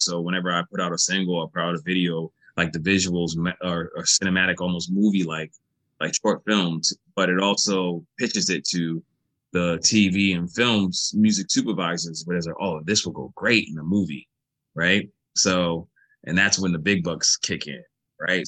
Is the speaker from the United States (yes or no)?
yes; United States